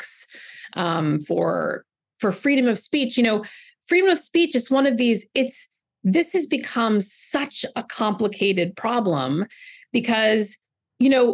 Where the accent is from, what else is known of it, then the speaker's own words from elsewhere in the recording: California, United States; I grew up in California and I went to Berkeley